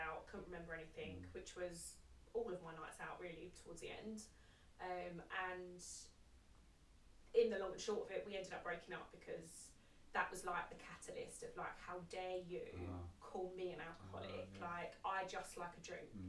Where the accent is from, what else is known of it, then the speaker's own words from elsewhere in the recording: Essex, East of England, United Kingdom; I grew up in Essex